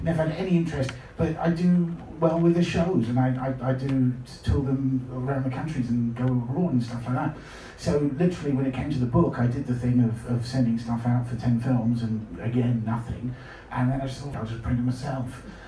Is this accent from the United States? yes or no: no; United Kingdom; sorry, this is going to sound, I'm incredibly British.